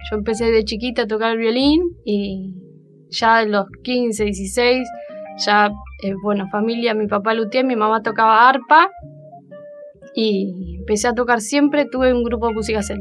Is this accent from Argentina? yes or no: yes; Bahía Blanca, Buenos Aires Province, Argentina; moved away; soy de Bahía Blanca, entonces una vez que vine a vivir acá